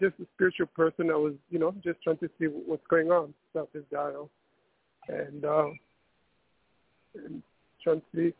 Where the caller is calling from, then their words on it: New York, United States; I'm calling from New York